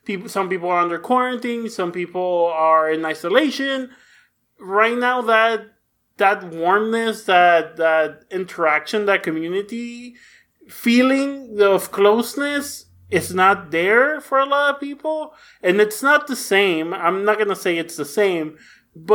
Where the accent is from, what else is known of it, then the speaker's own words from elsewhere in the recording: Mexico; English is a second language; I grew up in Mexico and learned English from watching TV